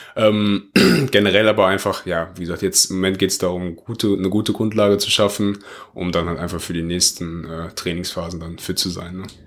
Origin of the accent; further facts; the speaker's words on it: Oberhausen, North Rhine-Westphalia, Germany; bei uns in Oberhausen, also das ist da, wo ich halt herkomme.